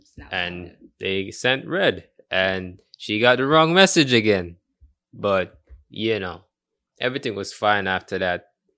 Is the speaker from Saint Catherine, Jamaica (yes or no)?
yes; Portmore, Saint Catherine, Jamaica; also born or lived in Kingston; I don't remember the exact hospital name, but I was born in Kingston. And I was raised there for 2-3 years, and then I was moved to Portmore.